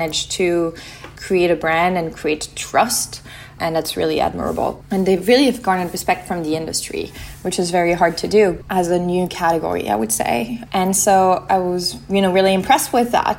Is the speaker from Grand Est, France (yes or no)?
no; Lyon, Auvergne-Rhône-Alpes, France; also born or lived in Mediterranean (summers); I was born in France, in Lyon. I grew up near the Mediterranean every summer